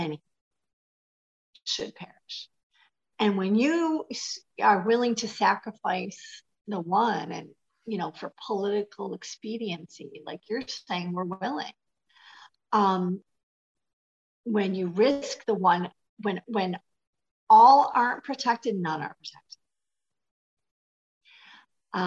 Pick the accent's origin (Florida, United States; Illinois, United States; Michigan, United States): Michigan, United States; I'm from Michigan